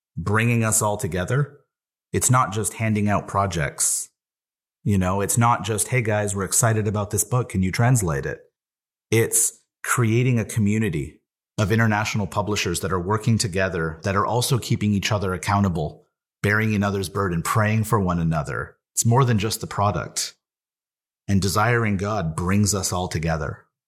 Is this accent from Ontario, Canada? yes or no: no; Shawinigan, Quebec, Canada; I'm from Shawinigan, Quebec.